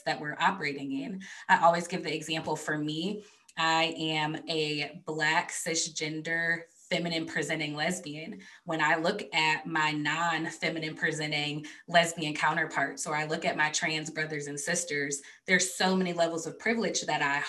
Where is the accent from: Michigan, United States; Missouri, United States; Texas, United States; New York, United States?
Michigan, United States; a suburb outside of Detroit; I was born and raised in a suburb outside of Detroit.